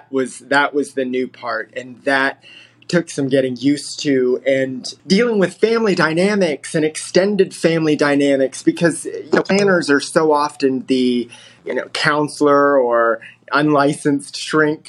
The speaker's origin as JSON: {"language": "English", "region": "Texas", "country": "United States", "also_born_or_lived": "Reno, Nevada", "moved": "yes", "lives_now": "Houston, United States", "said": "I'm originally from Texas, but life had taken me to Reno, Nevada, and I had moved to Houston a little over 11 years ago"}